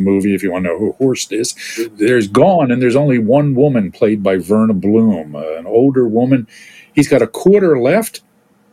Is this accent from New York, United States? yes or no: no; Philadelphia, Pennsylvania, United States; I grew up in Philadelphia, lived in Philadelphia at the time